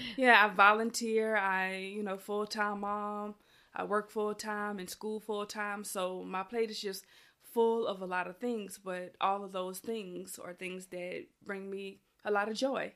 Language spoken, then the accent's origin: English; Louisiana, United States; moved away; I'm from Louisiana